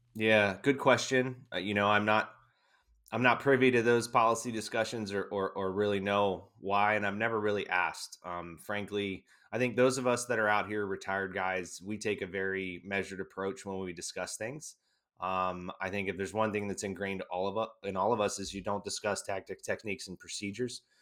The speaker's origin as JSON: {"language": "English", "country": "United States", "said": "as an American"}